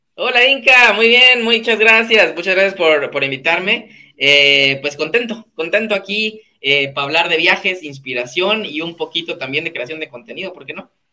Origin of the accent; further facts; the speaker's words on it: Guatemala City, Guatemala Department, Guatemala; also born or lived in Mixco; yo soy de Ciudad de Guatemala, em, nací en, en, Ciudad de Guatemala, en una zona específica que se llama Zona 19